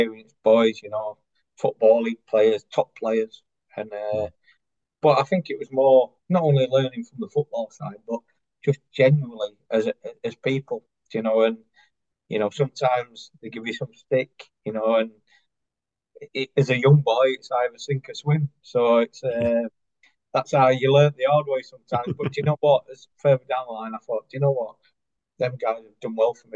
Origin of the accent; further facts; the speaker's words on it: Chesterfield, East Midlands, United Kingdom; I classed as my hometown club